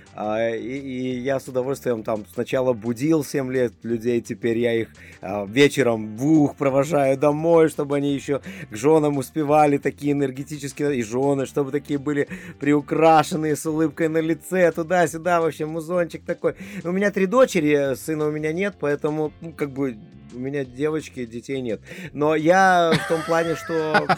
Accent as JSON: {"language": "Russian", "country": "Lithuania", "tie": "born or raised there", "said": "Да, я родился в Литве, э, я из поколения литваков, это литовские евреи"}